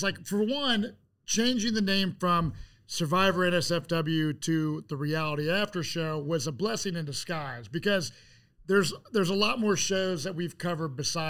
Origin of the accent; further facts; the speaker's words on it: Cincinnati, Ohio, United States; I'm from Cincinnati.